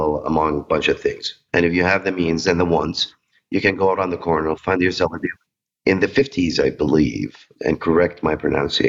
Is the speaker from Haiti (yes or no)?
no; Saudi Arabia